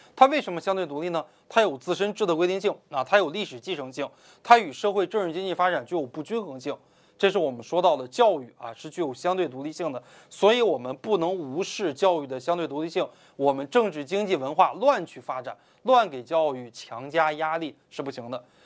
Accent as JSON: {"language": "Chinese", "country": "China", "said": "我们中国人"}